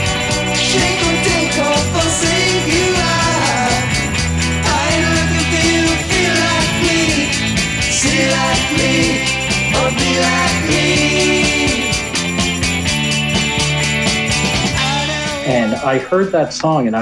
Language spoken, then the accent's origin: English; United States; I grew up in the New York area